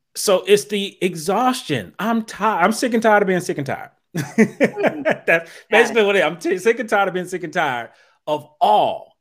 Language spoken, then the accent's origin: English; Dayton, Ohio, United States; now in New Jersey, United States; I'm originally from Dayton, Ohio